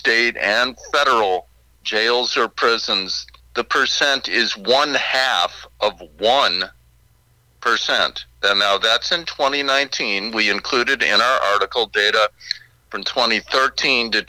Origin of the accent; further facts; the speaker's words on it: Chicago, Illinois, United States; moved away as an adult; also born or lived in Seattle; I grew up on the south side of Chicago, South Shore neighborhood